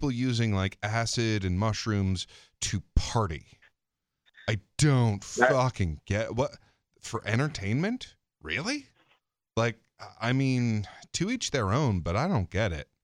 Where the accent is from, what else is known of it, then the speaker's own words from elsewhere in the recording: United States; as an American